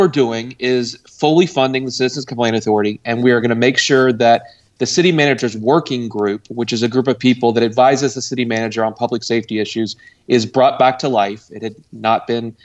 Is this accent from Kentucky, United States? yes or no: yes; Louisville, Kentucky, United States; now in Cincinnati, United States; I'm from Louisville, Kentucky, originally